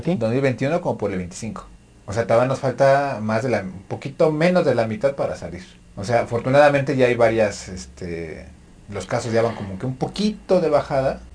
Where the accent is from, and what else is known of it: Mexico